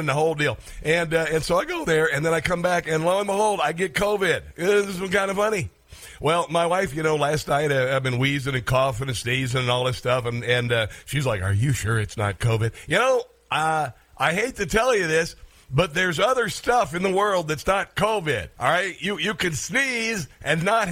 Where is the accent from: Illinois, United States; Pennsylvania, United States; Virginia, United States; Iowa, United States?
Iowa, United States; I am from Iowa. I grew up fairly poor on a farm.